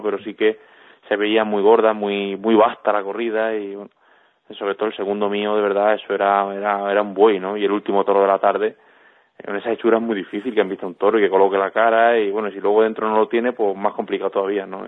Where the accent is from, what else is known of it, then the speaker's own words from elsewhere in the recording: Albacete, Castilla-La Mancha, Spain; tener la feria en mi tierra